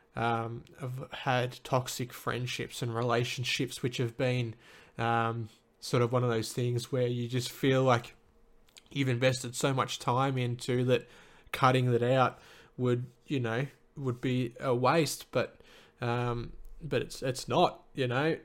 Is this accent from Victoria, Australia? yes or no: yes; Little River, Victoria, Australia; also born or lived in Lara, Victoria; now in Melbourne, Australia; I grew up in a little country town called the Little, Little River. Um, that's sort of halfway between Melbourne and, and Geelong for those who know Victoria